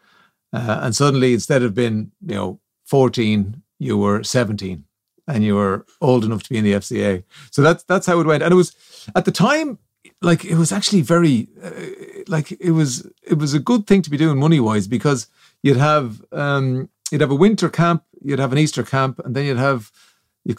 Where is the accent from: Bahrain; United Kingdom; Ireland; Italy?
Ireland; Kildare, Leinster; I'm from Kildare Town